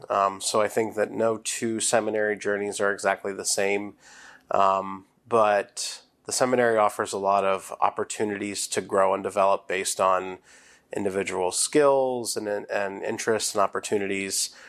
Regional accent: New Bloomfield, Pennsylvania, United States; I'm from Saint Bernard's Parish in New Bloomfield

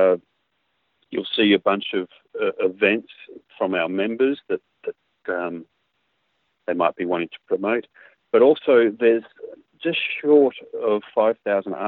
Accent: Canberra, Australian Capital Territory, Australia; also born or lived in Geelong; I am from Geelong, but I grew up in Canberra

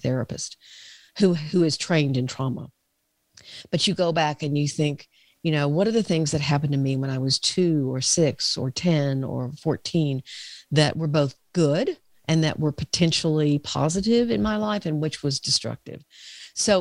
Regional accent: the South, United States; I'm from the South

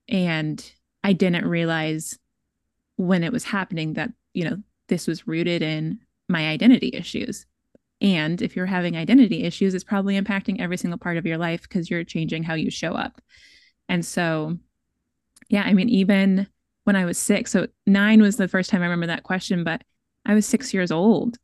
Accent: Seattle, Washington, United States; I'm from Bellsbow, I'm from Seattle

